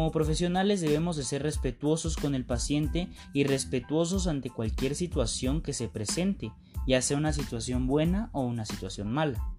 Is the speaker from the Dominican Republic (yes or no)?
no; Mexico; ya que como mexicanos siempre buscamos dar lo mejor de nosotros para con las otras personas